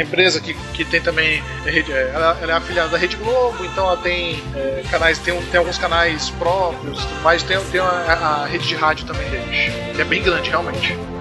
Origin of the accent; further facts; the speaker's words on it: Manaus, Amazonas, Brazil; na minha cidade, que eu sou de Manaus